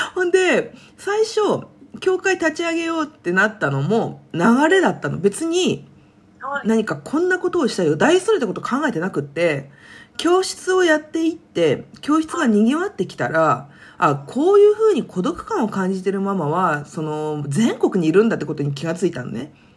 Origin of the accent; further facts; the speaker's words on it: Kanto, Japan; moved away as an adult; also born or lived in Kansai; 関西、関東出身だけど関西で子育てを始めた